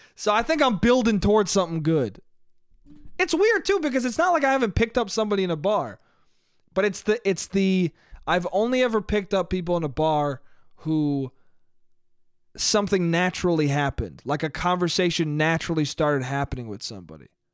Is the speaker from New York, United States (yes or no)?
yes; Westchester, New York, United States; moved away; family restaurant in my hometown